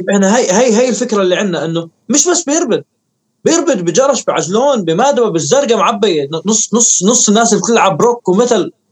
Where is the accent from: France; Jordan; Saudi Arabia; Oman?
Jordan; Irbid, Irbid Governorate; moved away; كتبت اغنيه عن موضوع طلعت من اربد انه وبتوصف حالتي انا بهذيك الفتره آه بس آه ليش آه الاسباب اللي طلعت فيها من اربد